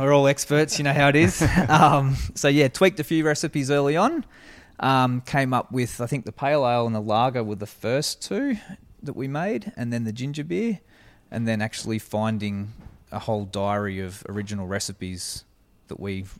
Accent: Albury, New South Wales, Australia; No, I'm from Albury Wodonga, so born and raised in Albury.

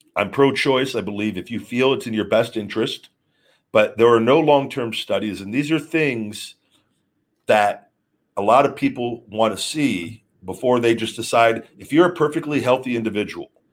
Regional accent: Las Vegas, Nevada, United States; I was born in Vegas. I love Vegas

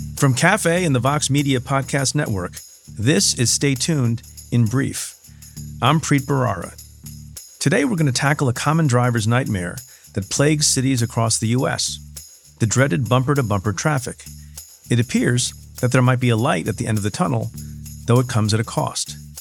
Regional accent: New Jersey, United States; now in New York, United States; I am a New Yorker through and through, but I grew up in the great state of New Jersey

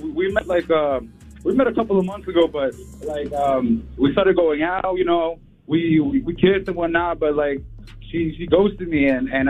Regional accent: Queens, New York, United States; This is …. I'm from Queens, New York.

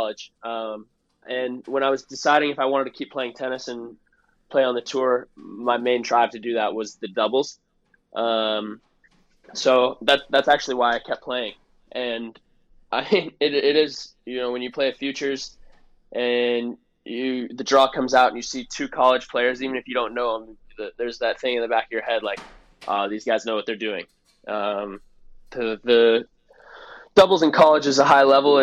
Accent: Palm Desert, California, United States; growing up, I grew up in Palm Desert.

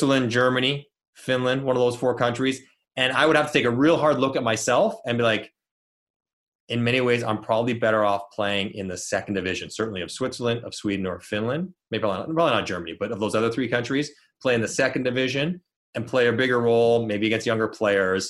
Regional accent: Toronto, Ontario, Canada; I'm from Toronto

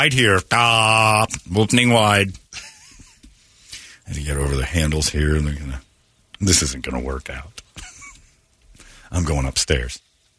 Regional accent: Minnesota, United States; We're from Minnesota. You don't go outside when it's over 85, you see.

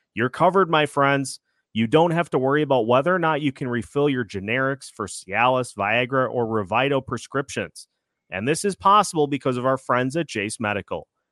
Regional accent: Minnesota, United States; My hometown squad, the Minnesota Wild

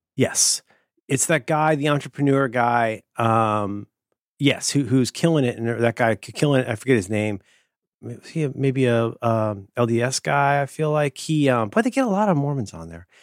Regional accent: Ohio, United States; I'm from Ohio, and I was raised to say thank you.

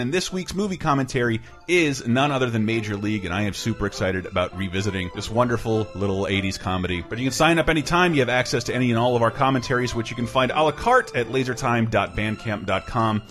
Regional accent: Florida, United States; also born or lived in Great Neck, Long Island, New York; my parents for moving to Florida, uh, moving to Florida from New York because I wanted to grow up mm. in New York

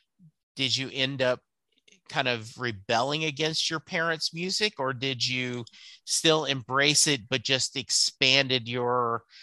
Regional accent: Louisiana, United States; I spent a lot of my time growing up in Louisiana.

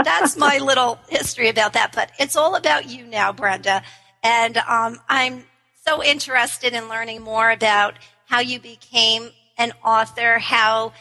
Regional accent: New York, United States; we're in Washington, D.C. I'm from New York.

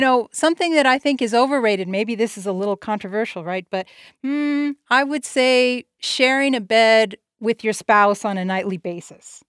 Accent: El Paso, Texas, United States; I'm here, uh, in my hometown of El Paso, Texas

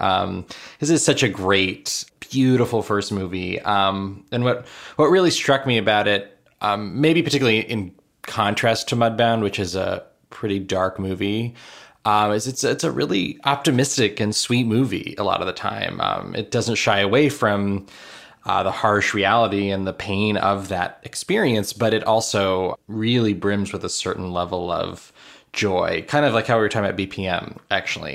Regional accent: Miami, Florida, United States; I grew up in Miami.

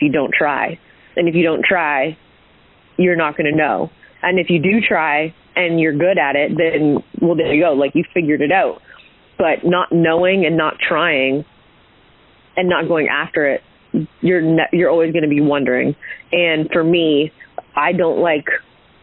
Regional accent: Hamilton, Ontario, Canada; I'm originally from Hamilton, Ontario, which is just outside of Toronto.

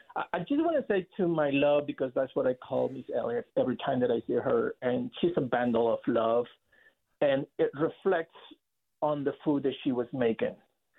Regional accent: El Salvador; moved away; I was going back home where I grew up in El Salvador

